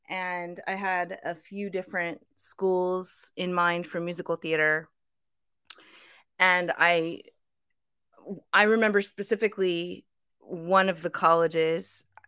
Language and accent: English; Burke, Virginia, United States; Northern Virginia.